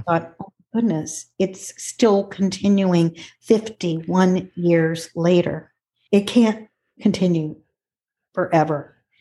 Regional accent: Cleveland, Ohio, United States; I was born and raised in Ohio, and I, born in Cleveland and raised right outside of Cleveland.

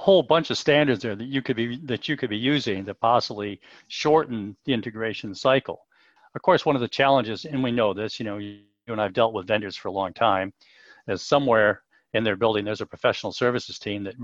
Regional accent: United States; moved away as an adult; also born or lived in Europe; now in United Kingdom; I'm an American, but I've lived in Europe for about 30 years

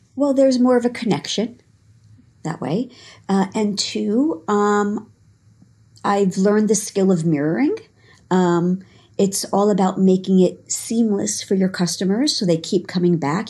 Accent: Long Island, New York, United States; also born or lived in Israel; I grew up in New York, uh, Long Island, um, for my childhood, um, and then New York City as I got into adulthood.

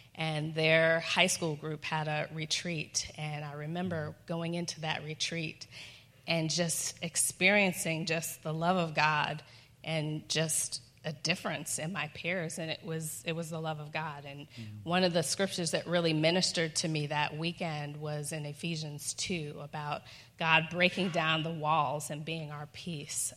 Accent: Boston, Massachusetts, United States; I grew up in Boston

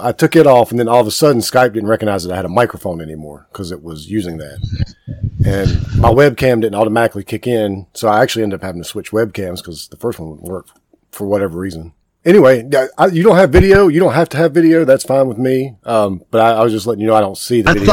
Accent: Kings Mountain, North Carolina, United States; I'm from Kings and, Mountain, so I, I, grew up in a, like a really small town, a little bit far, farther yep. away from Charlotte

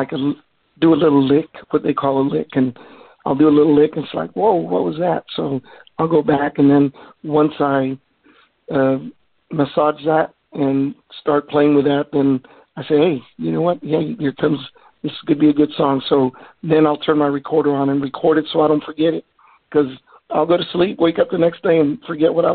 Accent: Mission, Texas, United States; now in Grand Prairie, United States; I grew up down in South Texas, down in Mission, town. It's a small town down in South Texas near the border. They call it the Rio Grande Valley

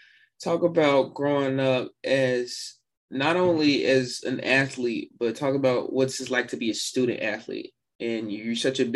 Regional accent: Arkansas, United States; I'm an Arkansas native myself.

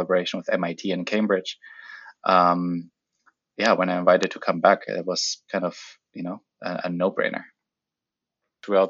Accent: the Alps in Germany, Bavaria, Germany; moved away as an adult; also born or lived in Ethiopia; now in Vancouver, Canada; the bigger version of home, where I grew up in the Alps in Germany

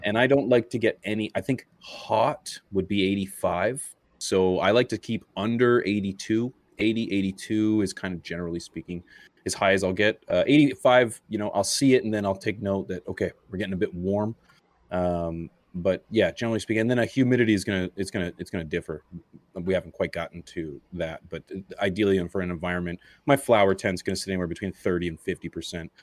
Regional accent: Canada; I'm Canadian

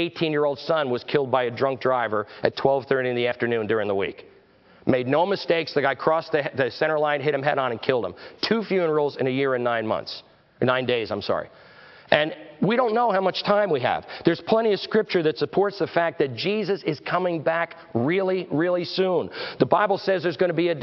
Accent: Verona, New Jersey, United States; moved away; also born or lived in Pennsylvania; I grew up in New Jersey, so I'm a Giants fan

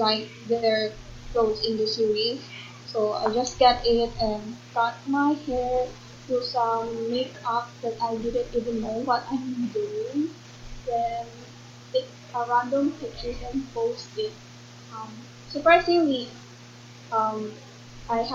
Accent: Philippines; from the Philippines

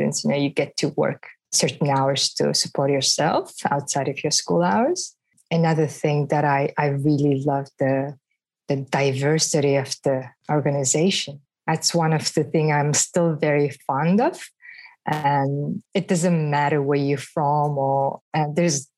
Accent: Mongolia; now in Melbourne, Australia; I'm originally from Mongolia.

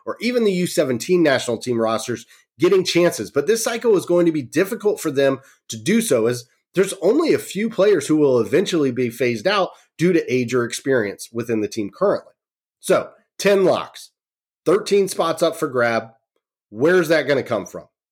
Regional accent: Charlotte, North Carolina, United States; born and raised in Charlotte, North Carolina

